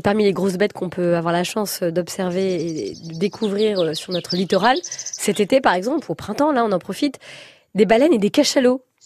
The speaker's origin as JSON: {"language": "French", "region": "Brittany", "country": "France", "tie": "born or raised there", "said": "moi je suis bretonne, j'ai grandi sur la plage"}